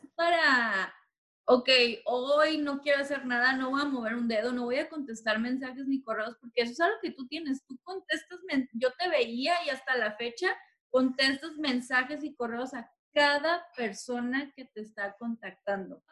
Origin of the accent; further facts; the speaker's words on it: Tijuana, Baja California, Mexico; now in Los Angeles, United States; yo vengo de Tijuana